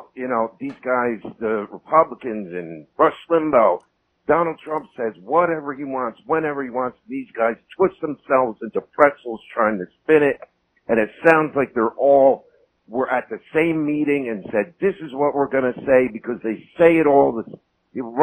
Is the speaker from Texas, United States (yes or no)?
no; New Jersey, United States; moved away as an adult; now in the South, United States; I'm from New Jersey, although recently I had to move to the South